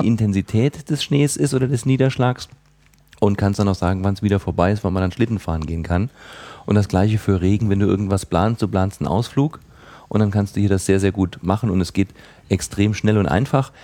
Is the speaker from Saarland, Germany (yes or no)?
yes; Saarland, Germany; als Saarländer